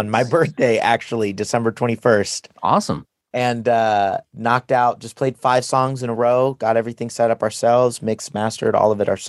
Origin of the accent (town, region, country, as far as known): Seattle, Washington, United States; born or raised there